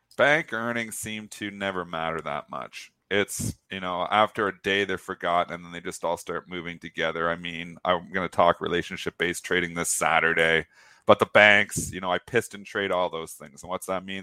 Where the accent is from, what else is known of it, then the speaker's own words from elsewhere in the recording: Canada; I'm Canadian